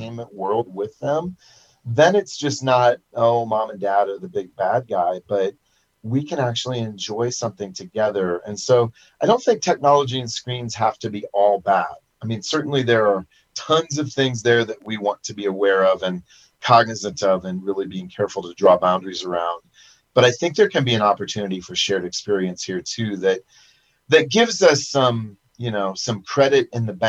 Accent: Iowa, United States; moved away; when I was growing up in Iowa

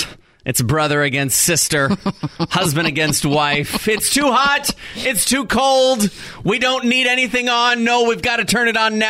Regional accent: Texas, United States; Now, I grew up in Texas

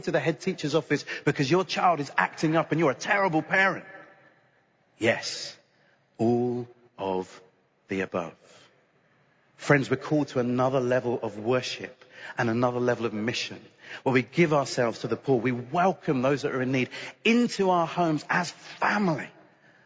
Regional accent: United Kingdom; I'm British

